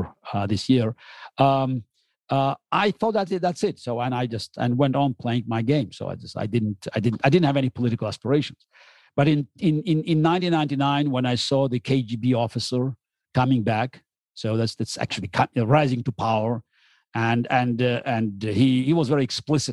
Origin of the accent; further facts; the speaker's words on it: Baku, Azerbaijan; moved away as an adult; also born or lived in Russia; now in New York, United States; I grew up in the Soviet Union